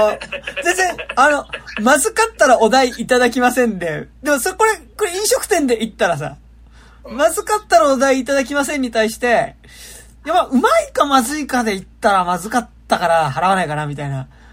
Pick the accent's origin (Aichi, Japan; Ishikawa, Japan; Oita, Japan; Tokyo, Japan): Tokyo, Japan; 東京生まれだけどさ